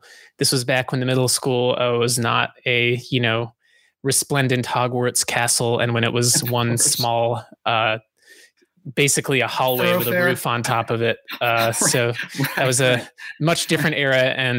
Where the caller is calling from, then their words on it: Brooklyn, New York, United States; I'm calling in from Brooklyn.